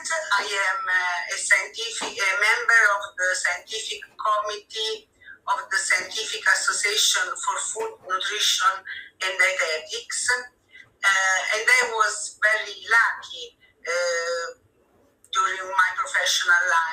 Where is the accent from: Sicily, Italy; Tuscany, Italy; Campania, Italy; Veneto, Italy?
Campania, Italy; Naples; English is a second language; now in Rome, Italy; I was born in Naples, and I live in Rome